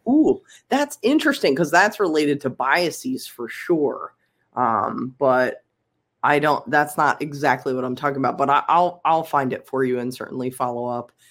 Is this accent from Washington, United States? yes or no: no; Philadelphia, Pennsylvania, United States; I'm from Philly for sure